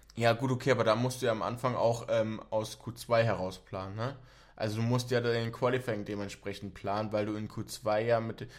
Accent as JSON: {"language": "German", "region": "Berlin", "country": "Germany", "tie": "born or raised there", "said": "ich bin auch in Berlin aufgewachsen"}